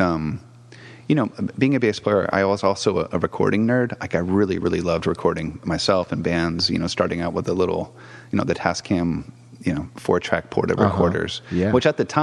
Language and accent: English; Massachusetts, United States; moved away as an adult; also born or lived in Brazil / Pennsylvania; now in San Francisco Bay Area, United States; I'm from East Coast, so Massachusetts, lived in Brazil for a little bit, and then Pennsylvania